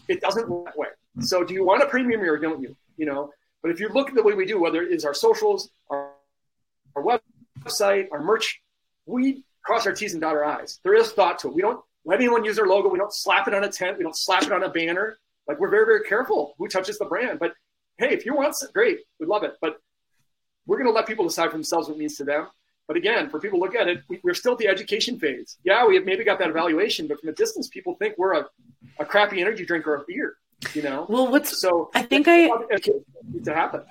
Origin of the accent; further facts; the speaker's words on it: Minneapolis, Minnesota, United States; moved away; I'm from Minneapolis originally.